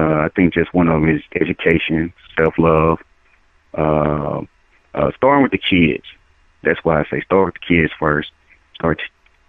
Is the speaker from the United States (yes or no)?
yes; the South, United States; also born or lived in Dallas; I'm originally from the South